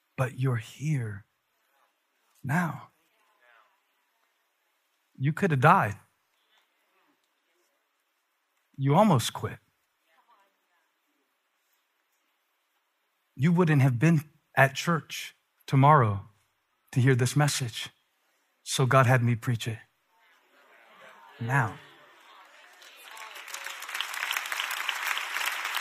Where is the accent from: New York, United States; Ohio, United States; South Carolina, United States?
South Carolina, United States; Moncks Corner; moved away; I grew up in Monk's Corner, South Carolina